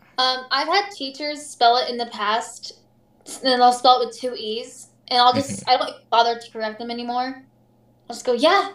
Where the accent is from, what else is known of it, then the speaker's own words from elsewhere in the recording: Arizona, United States; born there; Okay, as you know … I was born in Arizona, and then I moved to Missouri for whatever reason.